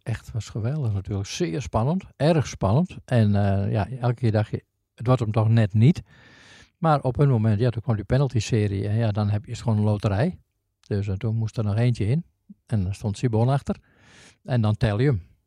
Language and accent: Dutch; northern Netherlands, Netherlands; ik kom uit het noorden